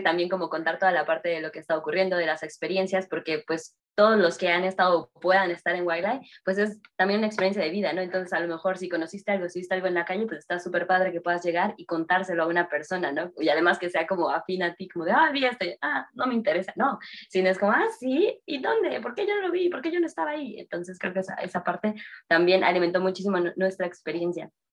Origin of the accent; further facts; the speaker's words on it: Mexico City, Mexico; Yo soy de Ciudad de México